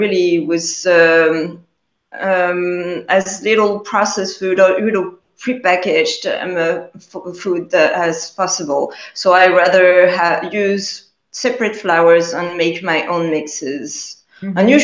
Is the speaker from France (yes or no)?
yes; Paris, Île-de-France, France; I was born and raised in Paris, France